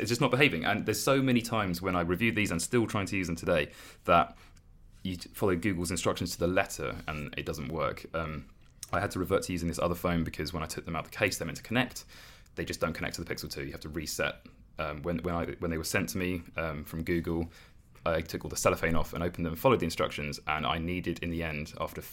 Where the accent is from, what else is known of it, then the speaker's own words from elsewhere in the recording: England, United Kingdom; we're English and we don't speak any languages